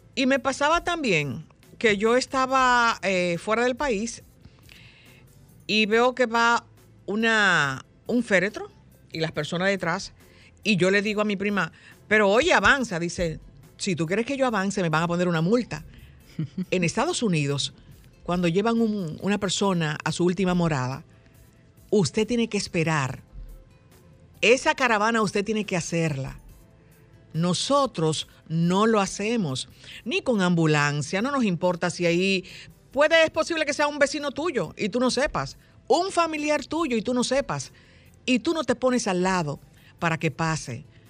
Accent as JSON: {"language": "Spanish", "country": "Dominican Republic", "said": "somos solo los dominicanos"}